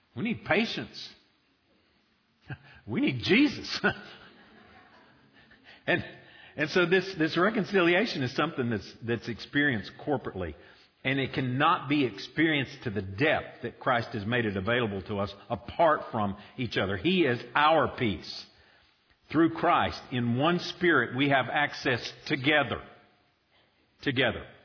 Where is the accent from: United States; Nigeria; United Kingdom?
United States